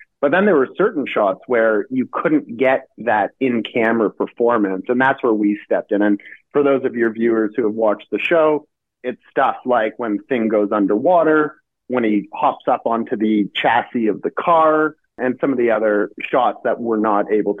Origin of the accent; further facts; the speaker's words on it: Canada; Yeah, well, being Canadian